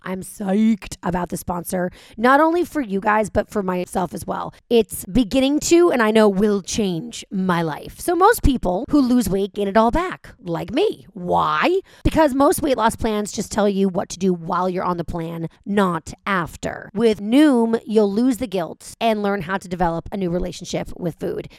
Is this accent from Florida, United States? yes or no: no; Los Angeles, California, United States; I live here, this is my hometown, I'm from here